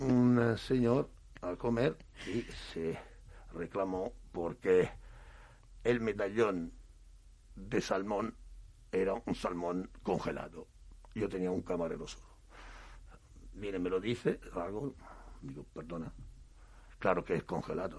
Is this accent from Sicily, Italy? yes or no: yes; Marsala, Sicily, Italy; now in Spain; Yo soy de Marsala, he nacido en Marsala